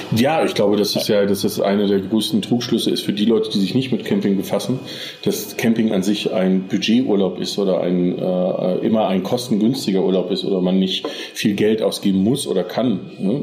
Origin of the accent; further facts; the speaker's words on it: Germany; wir als Deutsche